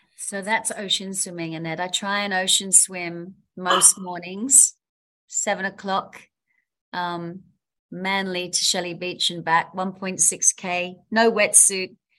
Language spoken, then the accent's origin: English; London, United Kingdom; now in Sydney, Australia; I'm from London